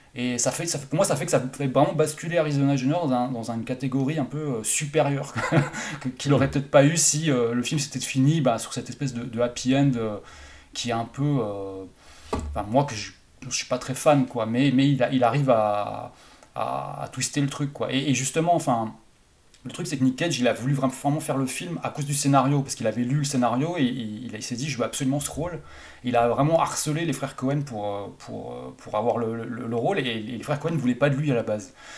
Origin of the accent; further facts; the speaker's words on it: Haute-Saône, Bourgogne-Franche-Comté, France; le cinéma de mon bled à moi, donc en Haute-Saône